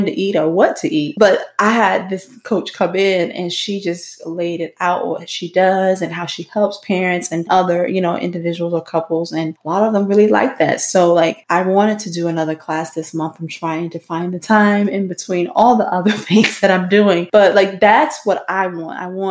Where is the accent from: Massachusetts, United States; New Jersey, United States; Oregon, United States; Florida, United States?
Florida, United States; I'm from Florida. I live in Sarasota